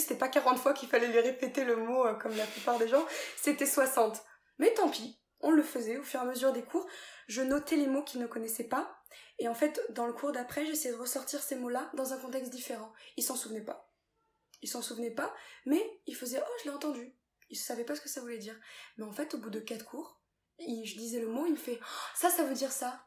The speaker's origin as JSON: {"language": "French", "country": "France", "also_born_or_lived": "England", "said": "je suis française, je suis française"}